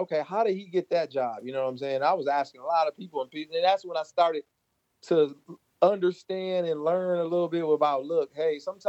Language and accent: English; Michigan, United States; he was from Michigan. I was from Michigan.